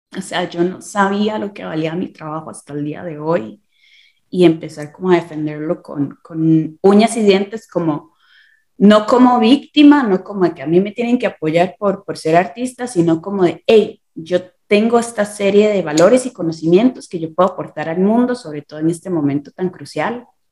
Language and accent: Spanish; San José, Costa Rica; moved away as an adult; now in Mexico City, Mexico; soy de Costa Rica